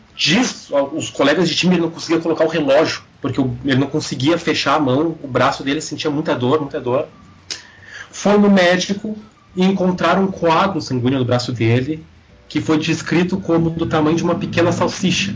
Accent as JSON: {"language": "Portuguese", "town": "Porto Alegre", "region": "Rio Grande do Sul", "country": "Brazil", "said": "eu venho da periferia da periferia de Porto Alegre. A Restinga"}